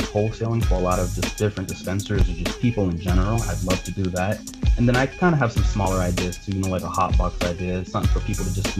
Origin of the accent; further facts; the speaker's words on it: Boston, Massachusetts, United States; growing up in Dorchester, you know, there's not a lot of programs that got for, you know, the city kids